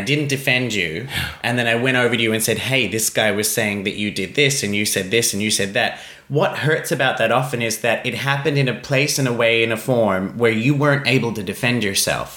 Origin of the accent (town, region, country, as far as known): Australia